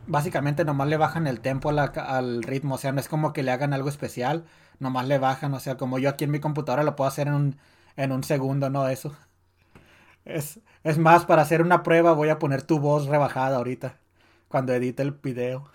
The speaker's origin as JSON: {"language": "Spanish", "country": "Mexico", "said": "siendo mexicano y creciendo en esos días"}